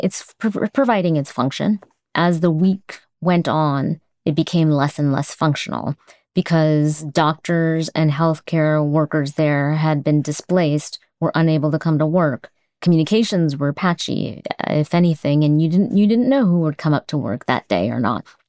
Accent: United States; as an American

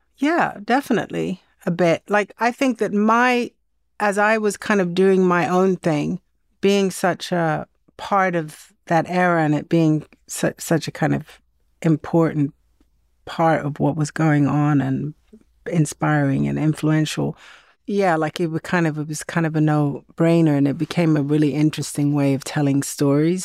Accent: Sweden; growing up in Sweden in the seventies

